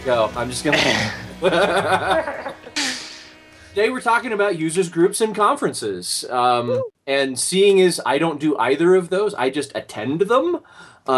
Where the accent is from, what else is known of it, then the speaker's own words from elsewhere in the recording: Utah, United States; I am another idiot from Utah